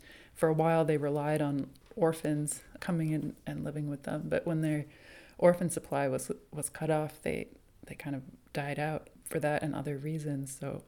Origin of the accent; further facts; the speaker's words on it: New England, United States; But I'm from New England. And I think Boston was always the kind of big city to me growing up.